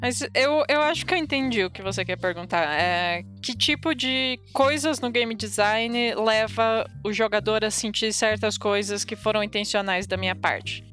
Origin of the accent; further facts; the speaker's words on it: interior of Paraná, Brazil; moved away as an adult; now in São Paulo, Brazil; Eu sou, eu sou do interior do Paraná